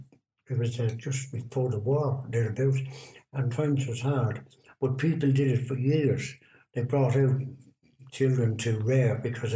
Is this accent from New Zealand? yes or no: no; Dublin, Leinster, Ireland; now in Rochdale, United Kingdom; I was born in Dublin.